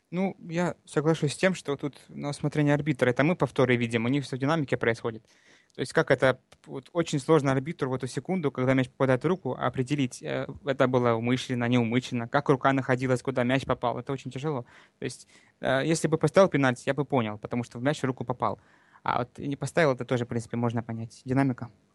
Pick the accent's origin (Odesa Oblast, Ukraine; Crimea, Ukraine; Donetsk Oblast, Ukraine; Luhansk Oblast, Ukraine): Luhansk Oblast, Ukraine; Donbas; now in Krasnodar Krai, Russia; с Донбасса, с Луганской области. Сейчас вот э, некоторое время уже живу в Краснодарском крае.